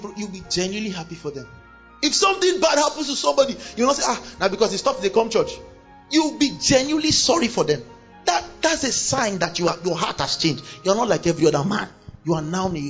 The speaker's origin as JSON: {"language": "English", "town": "Kano", "region": "Kano State", "country": "Nigeria", "tie": "born or raised there", "said": "I grew up in Kano. I was born in Kano"}